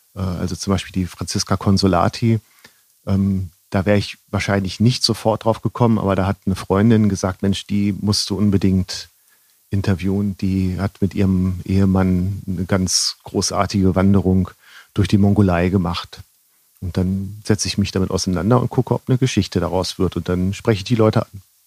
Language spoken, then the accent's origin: German; Northern Germany, Germany; now in Rosenheim, Germany; ich bin ja aus Norddeutschland